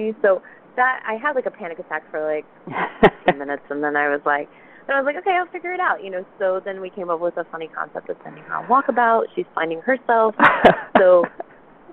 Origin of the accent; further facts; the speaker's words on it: the South, United States; We're both from the South